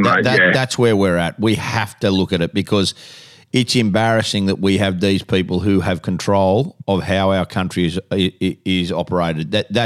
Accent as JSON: {"language": "English", "country": "Australia", "said": "I'm embarrassed as an Australian."}